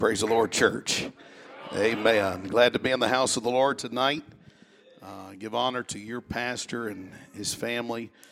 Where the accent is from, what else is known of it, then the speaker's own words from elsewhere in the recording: South Mississippi, United States; I'm from South Mississippi